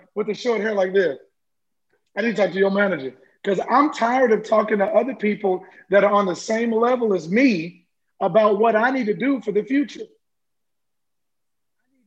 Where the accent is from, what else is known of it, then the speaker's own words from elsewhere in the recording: Central Texas, United States; I grew up in Central Texas